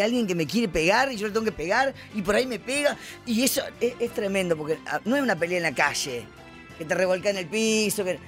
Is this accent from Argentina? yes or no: yes; Jujuy, Argentina; Yo nací en Jujuy, eh, en la pobreza justamente, somos siete hermanos. Y, tuve que aprender a trabajar desde chiquita